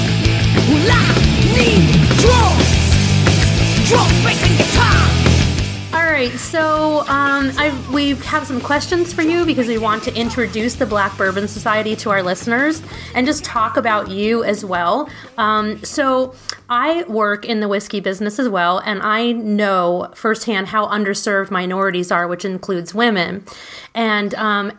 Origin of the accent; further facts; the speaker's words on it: New York City, New York, United States; moved away as an adult; also born or lived in Belgium / France; I grew up mostly in New York City.